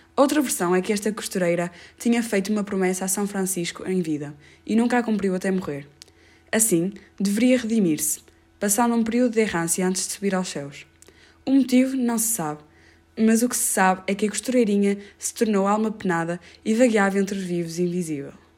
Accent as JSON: {"language": "Portuguese", "country": "Portugal", "said": "tenho 15 anos e sou portuguesa"}